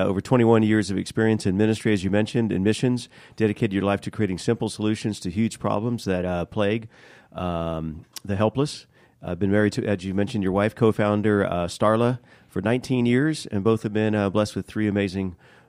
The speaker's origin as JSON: {"language": "English", "town": "Leesburg", "region": "Florida", "country": "United States", "tie": "born or raised there", "said": "In Leesburg, yeah. I usually say near Orlando."}